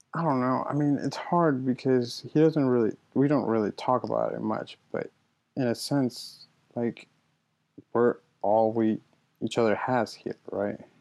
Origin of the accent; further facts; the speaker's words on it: United States; also born or lived in Mexico; I've lived here my entire life. I've I mean, I did everything that everyone goes through in middle school, high school, college. So I mean, I'm I'm I'm as American as the next person